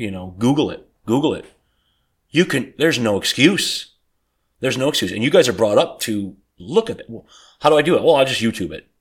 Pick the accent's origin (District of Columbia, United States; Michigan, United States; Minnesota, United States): Michigan, United States; Detroit; I grew up in Detroit.